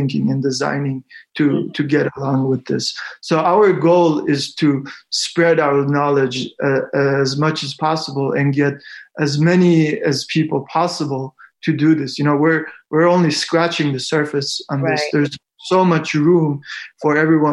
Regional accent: Iran; moved away; I was born in Iran

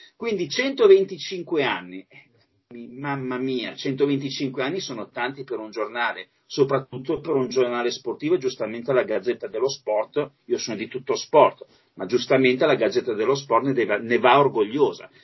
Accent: Alessandria, Piedmont, Italy; also born or lived in Masio; io sono alessandrino, ma mi son trasferito lì, appunto, negli anni settanta

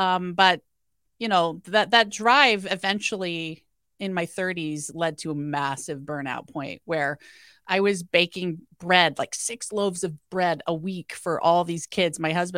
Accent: Iowa, United States; my dad was an alcoholic and my parents are farmers and I'm from Iowa.

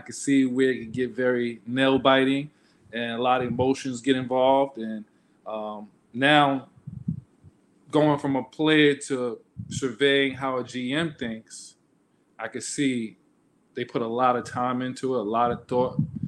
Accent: Queens, New York, United States; I'm from Jamaica, Queens, New York.

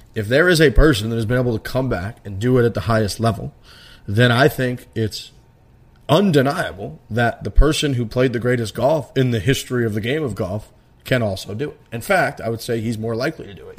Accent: United States; I'm from America.

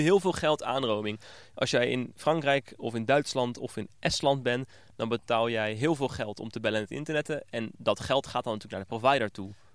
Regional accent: Netherlands; ons Nederlanders

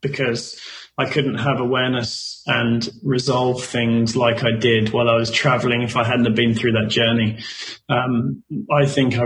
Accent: England, United Kingdom; we're English

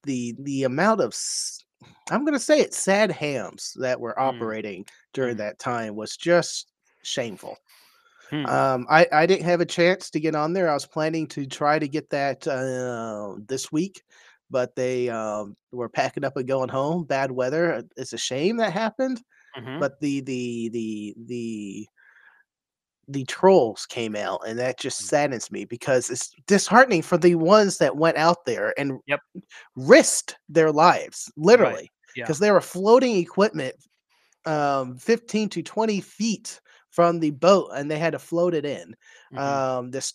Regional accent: Texas, United States; I'm a Texan

